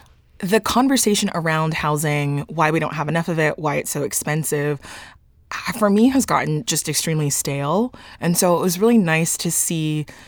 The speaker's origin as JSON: {"language": "English", "town": "Dallas", "region": "Texas", "country": "United States", "said": "So I'm from Dallas."}